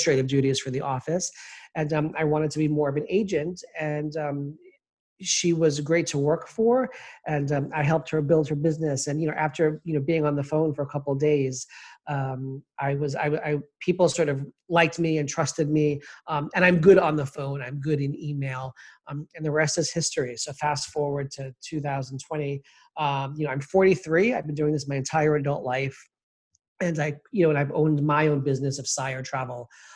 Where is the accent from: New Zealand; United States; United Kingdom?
United States; New York City, New York; also born or lived in Kennebunkport, Maine; I was born and raised in Queens, New York